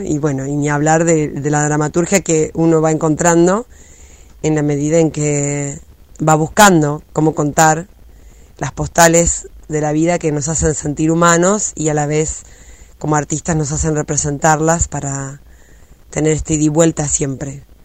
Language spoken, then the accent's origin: Spanish; Argentina; moved away as an adult; also born or lived in Germany; nos representa a los argentinos